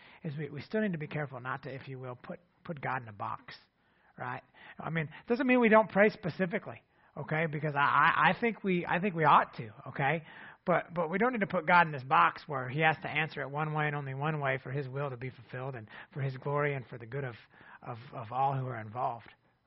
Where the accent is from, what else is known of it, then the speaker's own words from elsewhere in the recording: Ohio, United States; now in Ada, United States; our hometown where Jennifer and I grew up in Ohio